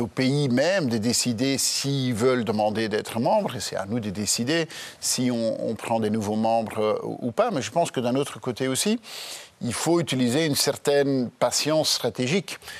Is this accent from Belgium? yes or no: yes; Belgium